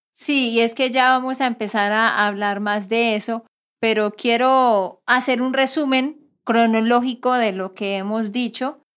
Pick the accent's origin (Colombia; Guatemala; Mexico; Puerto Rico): Colombia; Santander; de Santander, Colombia